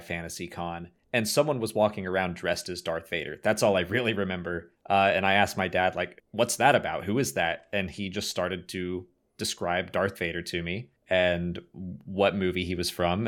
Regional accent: Atlanta, Georgia, United States; I'm from Atlanta.

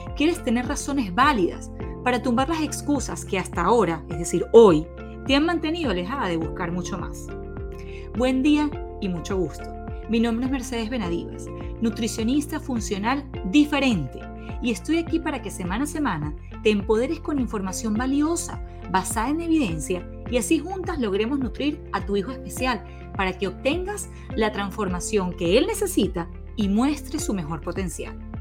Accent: Venezuela; soy orgullosa venezolana

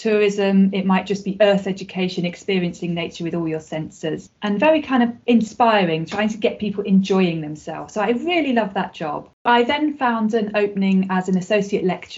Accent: London, United Kingdom; moved away as an adult; also born or lived in Sheffield; I was born in London and I grew up there

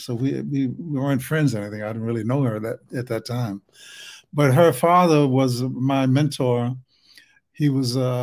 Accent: Alabama, United States; accent: Alabama; my Alabama accent

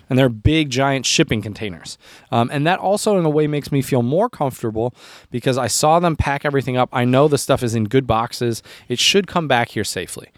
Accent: United States; also born or lived in Chomutov, Czech Republic; me as an American

